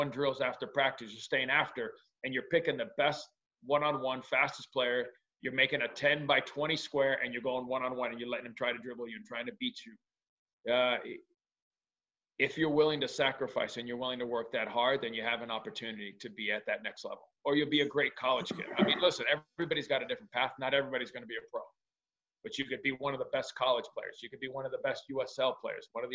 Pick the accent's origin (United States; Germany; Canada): United States; also born or lived in León, Mexico; being an American